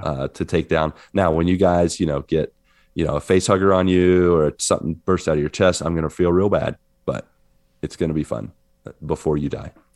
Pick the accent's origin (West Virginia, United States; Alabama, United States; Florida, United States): West Virginia, United States; I'm in my home state